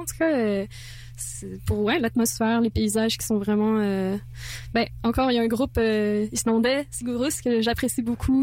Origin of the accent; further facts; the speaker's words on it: France; moi, je suis française. Donc, l'anglais, c'est pas ma langue, euh, ma première langue